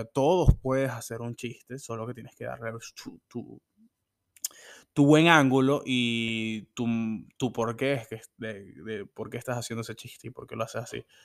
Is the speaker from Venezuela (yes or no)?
yes; Venezuela; born or raised there